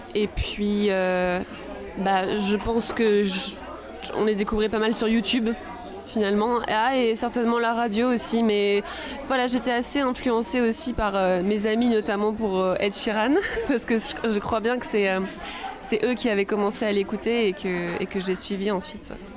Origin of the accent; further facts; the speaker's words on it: Arcachon Bay, Nouvelle-Aquitaine, France; J'ai grandi euh, sur le bassin